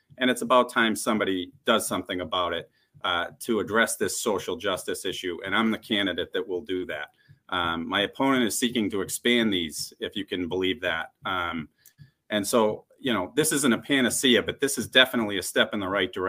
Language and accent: English; Lynn, Massachusetts, United States; I grew up in Lynn, Mass